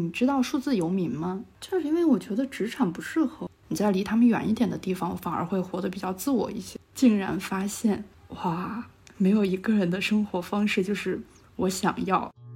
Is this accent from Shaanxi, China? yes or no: yes; Shaanxi, China; moved away as an adult; also born or lived in Xi'an; now in Shanghai, China; 我家在陕西那边，就是因为我从，就是我是第一份工作，我是在西安的，然后我从西安裸辞来到了上海